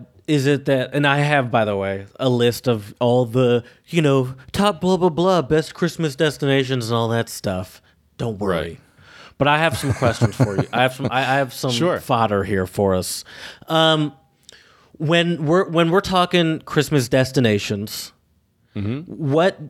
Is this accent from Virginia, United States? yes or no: no; Michigan, United States; I'm from Michigan, obviously, but I would probably say the majority of my Christmases have been spent in Louisiana, which mm-hmm. is where most of my family is.